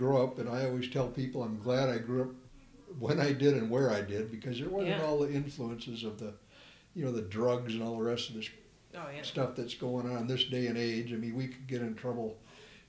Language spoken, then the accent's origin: English; Maple Plain, Minnesota, United States; we moved to a town called Maple Plain when I was 2 years old. And that's where I grew up at, went to school, graduated from high school, everything else right there in Maple Plain